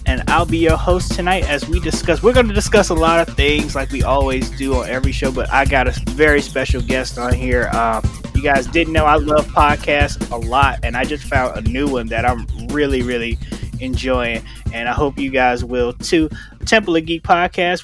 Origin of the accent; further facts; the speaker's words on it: Chicago, Illinois, United States; moved away as an adult; now in Arizona, United States; I'm from Chicago, Illinois